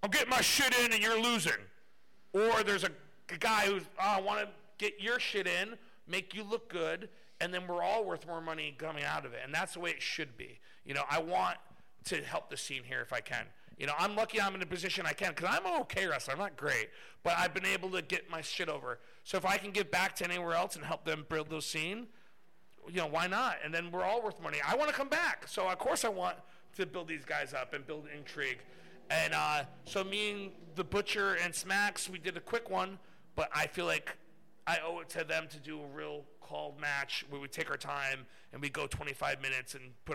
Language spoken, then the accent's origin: English; United States; as an American